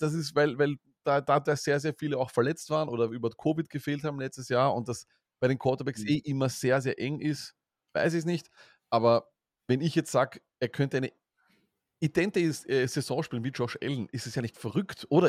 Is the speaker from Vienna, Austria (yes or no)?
yes; Vienna, Austria; als Wiener